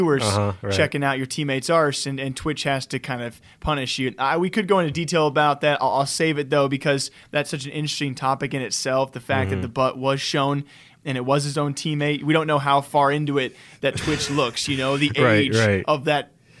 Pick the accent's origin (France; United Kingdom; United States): United States; Iowa; I'm from Iowa. I add U's all the time.